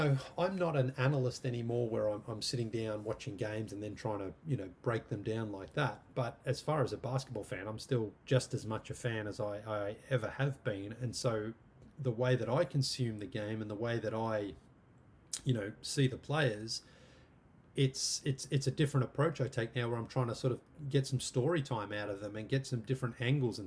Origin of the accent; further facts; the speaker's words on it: Australia; moved away as an adult; also born or lived in London / Canada / America; 12-year-old me growing up in Australia